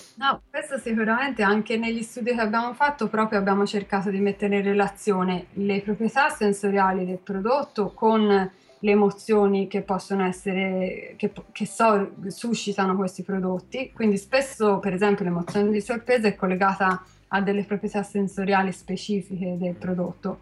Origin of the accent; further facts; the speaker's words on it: Carmignano, Tuscany, Italy; sono, sono di Carmignano